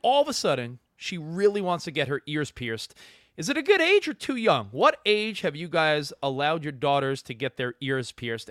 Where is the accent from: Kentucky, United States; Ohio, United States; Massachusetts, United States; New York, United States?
New York, United States; Long Island; moved away as an adult; also born or lived in Manhattan / Hoboken, New Jersey / Brooklyn; now in California, United States; I grew up on Long Island.